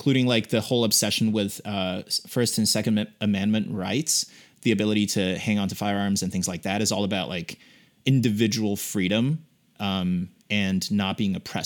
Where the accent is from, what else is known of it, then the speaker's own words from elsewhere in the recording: China; now in United States; born and raised in China, and I came to the U.S. just like you